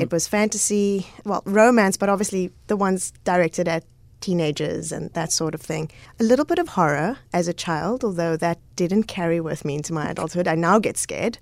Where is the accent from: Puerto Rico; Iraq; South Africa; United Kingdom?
South Africa; Cape Town, Western Cape; also born or lived in Goodwood; I grew up all over Cape Town